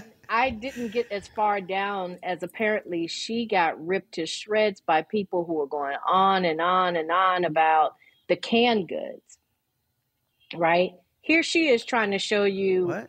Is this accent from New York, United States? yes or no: yes; Buffalo, New York, United States; I grew up in Buffalo